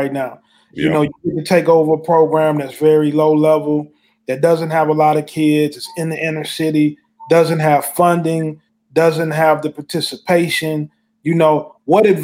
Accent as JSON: {"language": "English", "town": "St. Louis", "region": "Missouri", "country": "United States", "said": "I'm from St. Louis"}